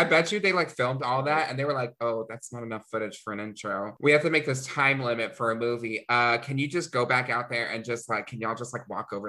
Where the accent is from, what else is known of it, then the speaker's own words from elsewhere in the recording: the South, United States; we're both from the South.